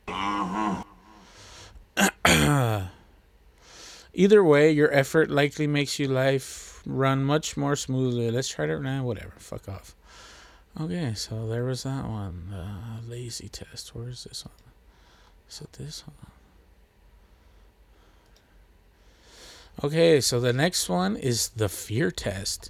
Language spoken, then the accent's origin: English; Texas, United States; I'm from Texas